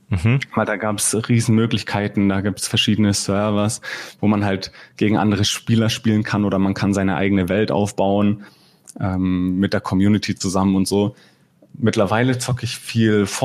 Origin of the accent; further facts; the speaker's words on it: Bavaria, Germany; Ah, ich wohne momentan in Fürth, also ich komme aus Mittelfranken und eigentlich schon immer hier in Bayern gelebt oder in Mittelfranken groß geworden.